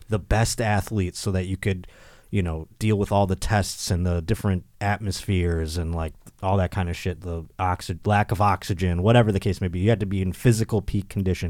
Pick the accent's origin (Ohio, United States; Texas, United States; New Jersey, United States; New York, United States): New York, United States; Buffalo; now in Southern California, United States; I will be in my hometown. at my home club where I was born. Helium Comedy Club in Buffalo, New York